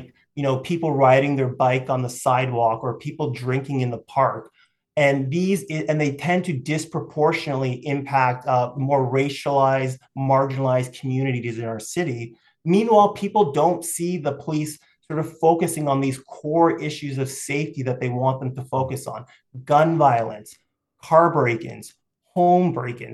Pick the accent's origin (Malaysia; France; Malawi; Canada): Canada; Toronto, Ontario; I grew up in Toronto